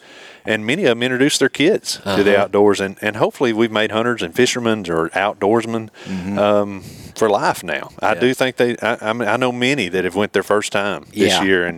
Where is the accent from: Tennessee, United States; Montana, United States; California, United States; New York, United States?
Tennessee, United States; I like to kill big deer in my home state.